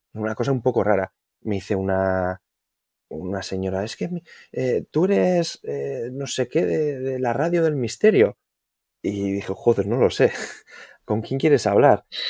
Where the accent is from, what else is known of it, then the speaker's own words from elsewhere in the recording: Vitoria-Gasteiz, Basque Country, Spain; Yo soy de, de Vitoria